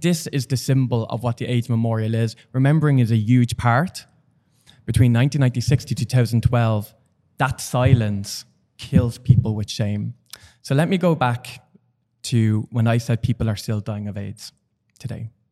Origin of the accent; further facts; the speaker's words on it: Dublin, Leinster, Ireland; I'm from Dublin